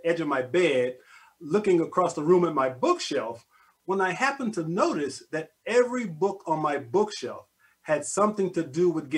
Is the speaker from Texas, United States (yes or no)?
yes; Corpus Christi, Texas, United States; also born or lived in Austin, Texas; now in Houston, United States; I was born in Corpus Christi